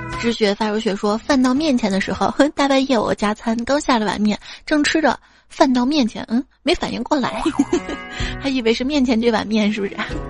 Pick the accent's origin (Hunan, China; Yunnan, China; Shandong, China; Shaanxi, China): Shaanxi, China; 在我们陕西